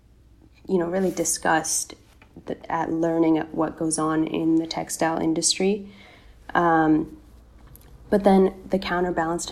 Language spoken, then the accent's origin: English; North Carolina, United States; I grew up in North Carolina in the U.S., which Americans know is in the South